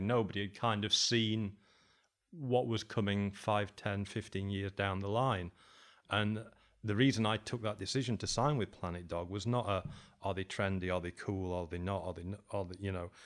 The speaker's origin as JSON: {"language": "English", "town": "Sheffield", "region": "Yorkshire and the Humber", "country": "United Kingdom", "also_born_or_lived": "Berlin", "moved": "as an adult", "lives_now": "Uruguay", "said": "I was from Sheffield"}